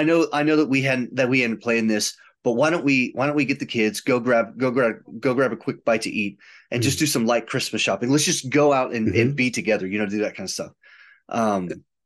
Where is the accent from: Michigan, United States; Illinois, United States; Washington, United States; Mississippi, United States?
Illinois, United States; outside of Chicago; I grew up outside of Chicago